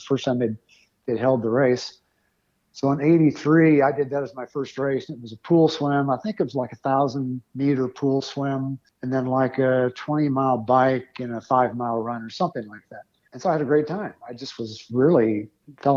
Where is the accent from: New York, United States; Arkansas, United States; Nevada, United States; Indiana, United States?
Indiana, United States; Greenwood; I grew up in Indiana, a little town just south of Indianapolis called Greenwood.